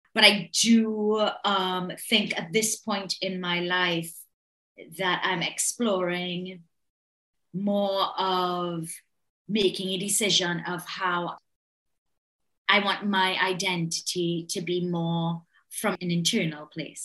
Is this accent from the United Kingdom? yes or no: no; Trinidad & Tobago; Well, I was born in the 70s. So I was a child of the 80s. And growing up in the island was unbelievab